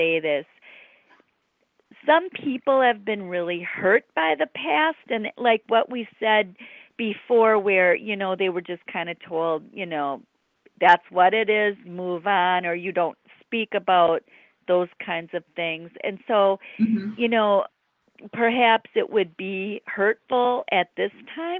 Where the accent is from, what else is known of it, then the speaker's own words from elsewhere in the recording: near Lake Michigan, Great Lakes, United States; I grew up near Lake Michigan